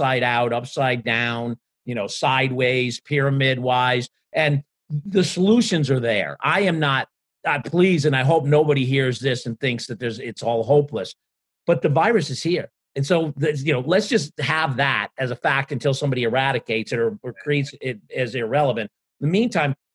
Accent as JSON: {"language": "English", "country": "Ireland", "said": "as an Irishman"}